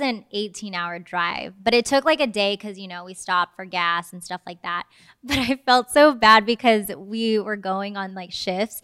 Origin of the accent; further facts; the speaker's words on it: Fremont, California, United States; moved away as an adult; also born or lived in Washington, D.C.; now in Southeast Georgia, United States; I'm from the Bay Area, Fremont, California